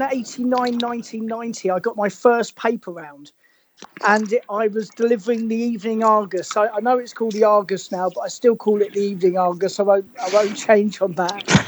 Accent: Hove, South East England, United Kingdom; I I grew up in Hove

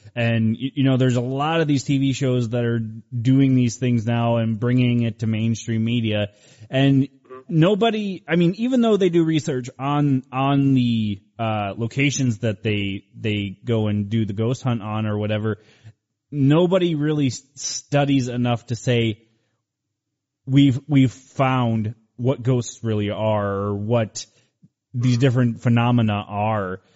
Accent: Cleveland, Ohio, United States; moved away; I'm originally from Cleveland, Ohio

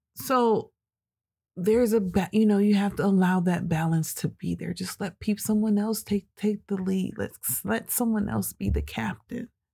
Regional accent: United States; as American citizens

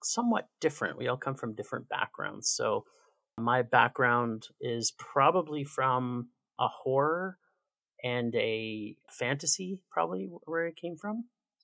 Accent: Toronto, Ontario, Canada; also born or lived in Winnipeg, Manitoba; now in Calgary, Canada; I grew up in Toronto, and then my family moved west

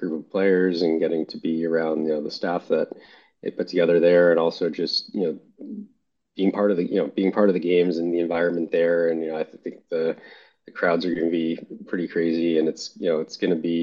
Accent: Toronto, Ontario, Canada; growing up in Toronto and, you know, playing hockey and being a hockey fan when I was younger

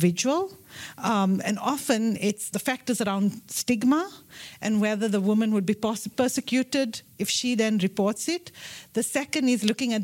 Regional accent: South Africa; I'm from South Africa

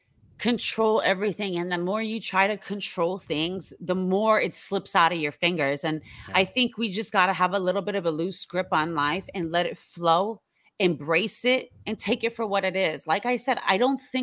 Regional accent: Iran; moved away; I'm from Iran

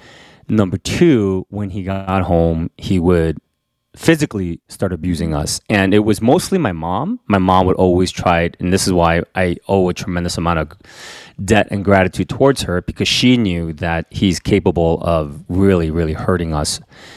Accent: Queens, New York, United States; And so, you know, so I grew up in Queens, and so I still remember moments when, you know, we would go to, because, you know, my parents couldn't leave us at home, so we would go to their friends' parties

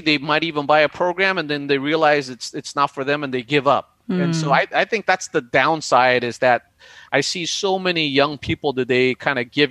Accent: United States; you and me being Asian American

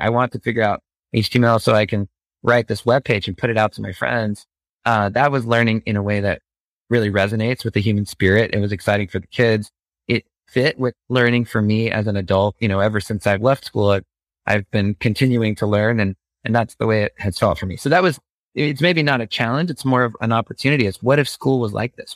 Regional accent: Phoenix, Arizona, United States; growing up in the Phoenix suburbs

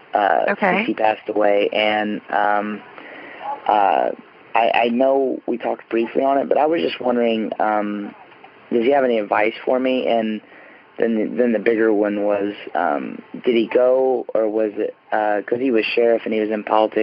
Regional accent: Terre Haute, Indiana, United States; Home is in Terre Haute, Indiana, where the famous Larry Bird played for Indiana State University. I'm a Hoosier.

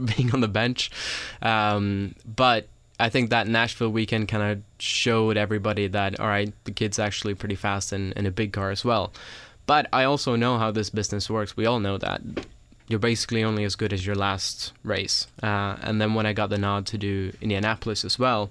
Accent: Sweden; moved away as an adult; now in United States; I grew up in Europe, I'm from Sweden, and raced over there

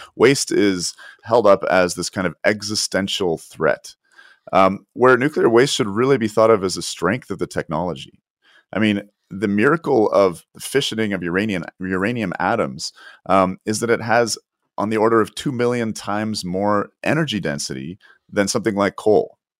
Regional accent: Canada

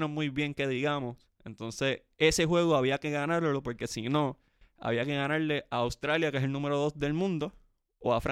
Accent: Puerto Rico; yo soy boricua, para que tú lo sepas.

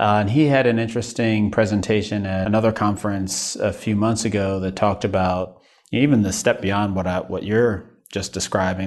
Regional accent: New York, United States; now in Midwest, United States; as a New Yorker

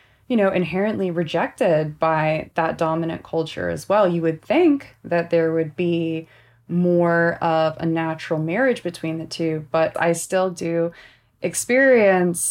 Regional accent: Southern California, United States; I grew up here in Southern California

